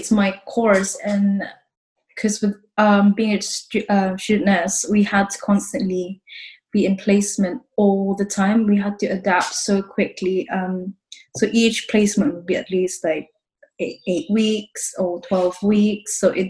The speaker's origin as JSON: {"language": "English", "town": "Exeter", "region": "South West England", "country": "United Kingdom", "tie": "born or raised there", "also_born_or_lived": "Philippines", "lives_now": "London, United Kingdom", "said": "I grew up in Exeter. I was born in Philippines. I moved around quite a lot, like, since I was a kid. And, well, to be honest, I'm in London now."}